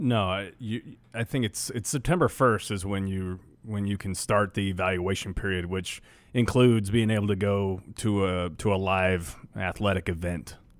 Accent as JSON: {"language": "English", "region": "Western Nebraska", "country": "United States", "tie": "born or raised there", "said": "growing up in Western Nebraska"}